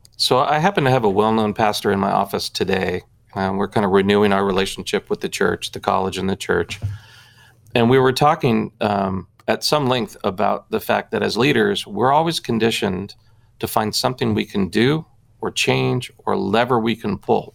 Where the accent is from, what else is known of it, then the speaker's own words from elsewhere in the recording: Southern California, United States; also born or lived in Oklahoma; I grew up, uh, born and raised in Southern California, with the exception of two years uh, in middle school